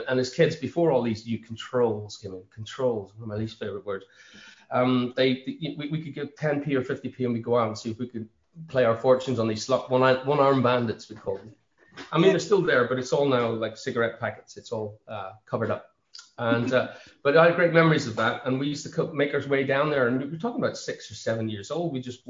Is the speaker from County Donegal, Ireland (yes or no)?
yes; Buncrana, County Donegal, Ireland; I grew up around Bunkrana, and I learned to swim on Bunkrana Beach. It was the summer of 76, I was 10 years old